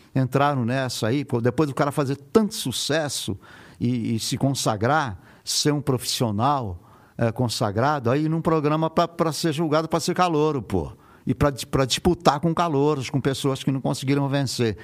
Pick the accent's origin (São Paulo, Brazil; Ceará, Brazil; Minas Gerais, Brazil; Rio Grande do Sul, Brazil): São Paulo, Brazil; Mogi das Cruzes; eu nasci em Mogi das Cruzes, e, que é estado de São Paulo